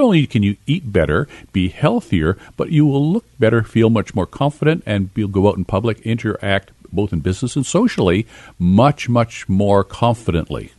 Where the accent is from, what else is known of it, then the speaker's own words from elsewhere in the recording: Kitimat, British Columbia, Canada; I grew up in Kitimat in my early years up in northern British Columbia